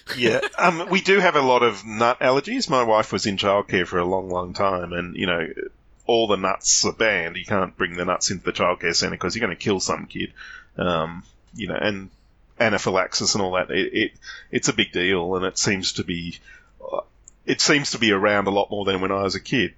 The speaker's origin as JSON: {"language": "English", "country": "Australia", "said": "as an Australian"}